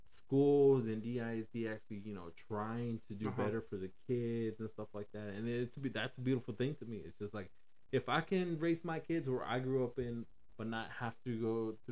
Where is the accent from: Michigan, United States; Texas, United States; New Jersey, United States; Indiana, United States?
Texas, United States; Dallas; I grew up in the poor side of Oak Cliff, dude. We grew up Section 8, Parkwood Apartments right there on mm-hmm. Keys and Polk and stuff.